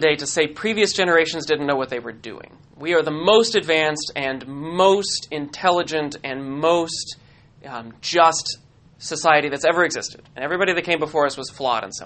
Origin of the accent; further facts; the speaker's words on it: United States; I'm from the United States.